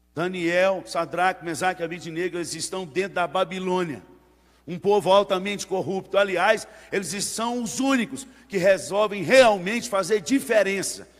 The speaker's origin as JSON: {"language": "Portuguese", "region": "Northeast Region", "country": "Brazil", "moved": "yes", "said": "Na minha terra lá, que é mais para o lado do Nordeste"}